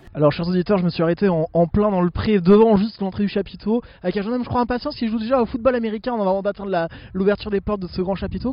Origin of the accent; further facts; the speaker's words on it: Lyon, Auvergne-Rhône-Alpes, France; Je viens de Lyon.